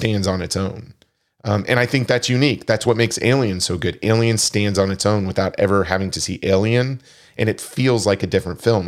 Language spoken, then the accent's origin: English; Wichita, Kansas, United States; growing up in Wichita, Kansas